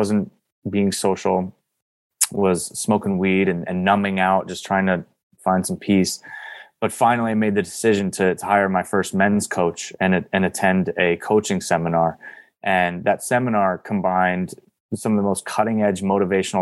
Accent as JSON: {"language": "English", "region": "East Coast", "country": "United States", "moved": "yes", "lives_now": "San Diego, United States", "said": "I'm originally from the East Coast"}